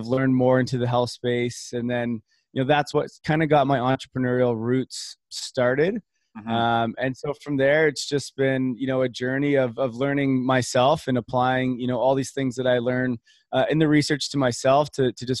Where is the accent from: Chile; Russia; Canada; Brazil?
Canada; growing up in Canada